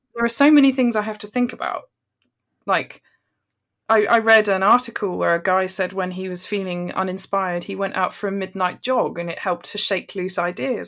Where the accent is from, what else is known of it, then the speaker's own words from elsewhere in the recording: Bristol, South West England, United Kingdom; I'm from, I'm from Bristol